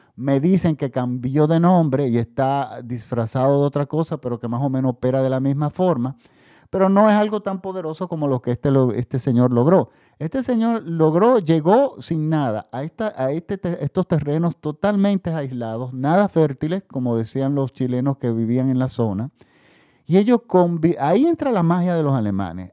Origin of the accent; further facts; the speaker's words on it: Dominican Republic; aquí en mi país también, en República Dominicana